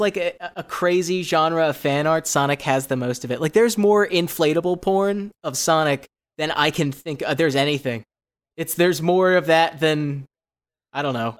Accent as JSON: {"language": "English", "town": "Los Angeles", "region": "California", "country": "United States", "said": "I am a comedian from Los Angeles, California"}